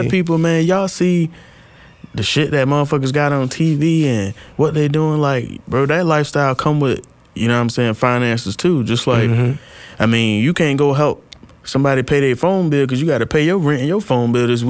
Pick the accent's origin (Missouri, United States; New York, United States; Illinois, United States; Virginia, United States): Virginia, United States; Norfolk; I'm from Norfolk.